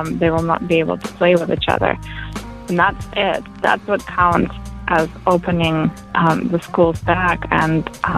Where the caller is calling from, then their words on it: La Mirada, California, United States; I'm calling from La Mirada, California